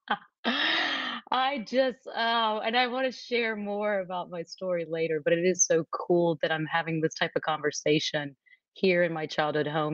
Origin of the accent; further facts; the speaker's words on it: Nashville, Tennessee, United States; moved away as an adult; also born or lived in New York City / Dallas, Texas; I am originally from Nashville, Tennessee, and I'm actually here in Nashville today at my childhood home